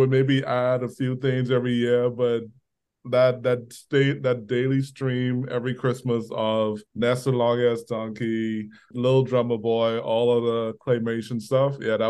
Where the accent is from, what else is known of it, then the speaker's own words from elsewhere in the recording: Bahamas; Growing up in the Bahamas, we had one channel on the TV. The national station was ZNS or ZNS. It stood for Zephyr Nassau Sunshine.